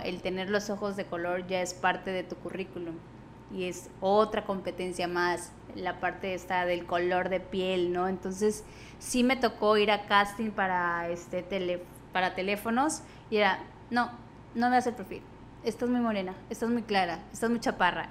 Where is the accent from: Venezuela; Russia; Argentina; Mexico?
Mexico; Tabasco; moved away as an adult; also born or lived in Mexico City; yo también soy de Tabasco